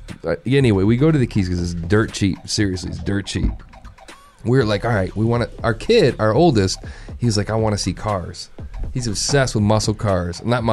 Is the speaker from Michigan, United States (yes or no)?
yes; Michigan, United States; I'm from Michigan. I'm from the Midwest.